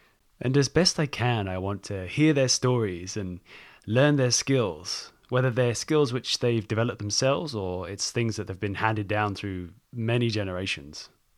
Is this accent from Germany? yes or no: no; England, United Kingdom; now in United States; I'm English. I don't know if you can tell from my accent. Congratulations if you've figured it out. It's become a bit of a mess amongst my travels. We live in Northern California on the coast.